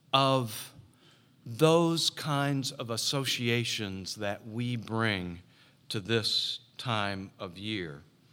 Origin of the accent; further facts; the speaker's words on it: Jacksonville, Florida, United States; in the church I grew up in Jacksonville, Florida, as winter began the early part of December, and it got very cold in Jacksonville, just like here